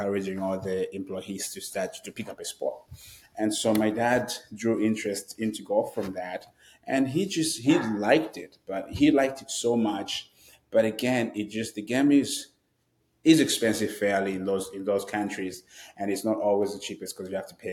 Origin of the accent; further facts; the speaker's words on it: Zambia; moved away as an adult; now in United States; I am obviously from Zambia, and I grew up in Zambia. I moved to the United States about 10 years ago now